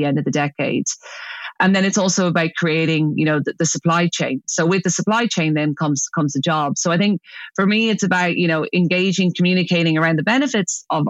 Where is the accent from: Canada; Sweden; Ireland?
Ireland; moved away as an adult; also born or lived in United Kingdom; I came back to Ireland. You know, I was working in the UK for 10 years. Obviously, I'm Irish